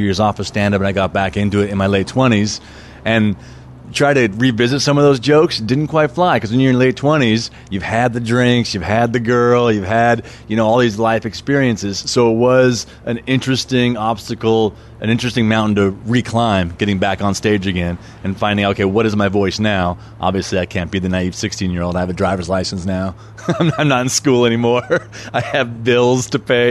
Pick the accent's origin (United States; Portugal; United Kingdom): United States; Albuquerque, New Mexico; moved away as an adult; now in Los Angeles, United States; I was originally born and raised in Albuquerque, New Mexico. Lived there until I was 18 and came out here for college